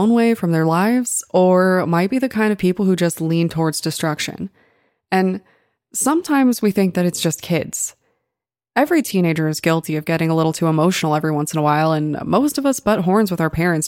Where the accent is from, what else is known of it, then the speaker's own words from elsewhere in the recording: Colorado, United States; it took place in my hometown